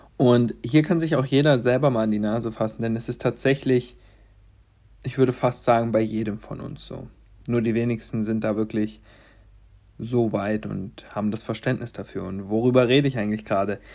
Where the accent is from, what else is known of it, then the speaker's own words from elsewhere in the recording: Stendal, Saxony-Anhalt, Germany; also born or lived in Halle; in Stendal, wo ich geboren bin